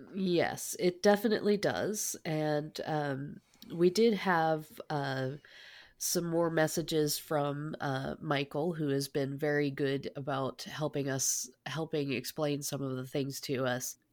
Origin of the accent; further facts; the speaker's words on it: Canada; I, I as a, a Canadian